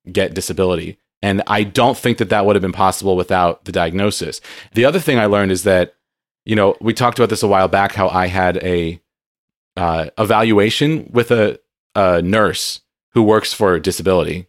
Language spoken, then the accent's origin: English; San Diego, California, United States; moved away; I grew up in San Diego